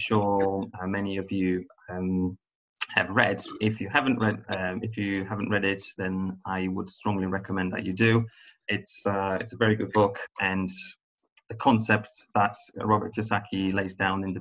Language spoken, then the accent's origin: English; Poland; moved away as an adult; also born or lived in Ireland; I come from Poland